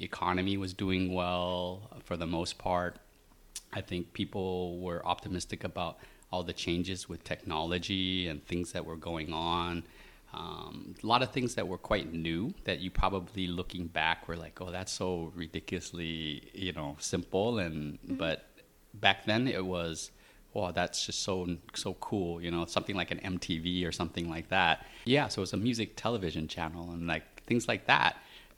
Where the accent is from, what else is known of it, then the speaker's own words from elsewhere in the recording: Portland, Oregon, United States; moved away as an adult; also born or lived in Vietnam / San Francisco Bay Area / New York City; now in Singapore; I grew up in the U.S. In Oregon